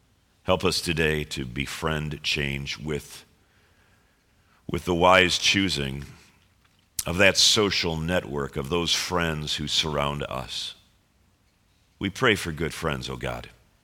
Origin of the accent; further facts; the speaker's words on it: Chicago, Illinois, United States; And we all find out we're all from Chicago.